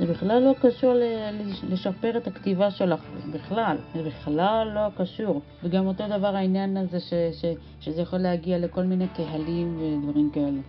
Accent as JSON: {"language": "Hebrew", "country": "Israel", "said": "אצלנו בישראל"}